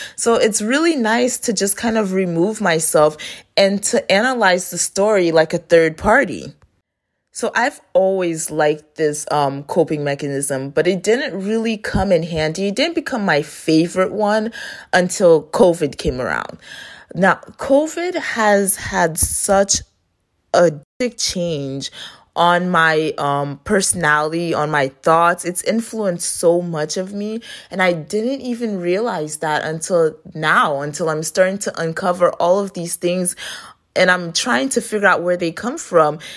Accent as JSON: {"language": "English", "region": "Florida", "country": "United States", "tie": "born or raised there", "also_born_or_lived": "Haiti", "said": "I was raised in Florida"}